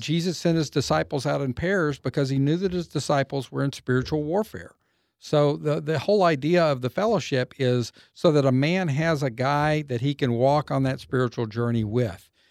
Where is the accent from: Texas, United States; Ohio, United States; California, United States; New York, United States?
Texas, United States; Waco; also born or lived in Austin, Texas; I was raised up in Waco, um, so I grew up here in Central Texas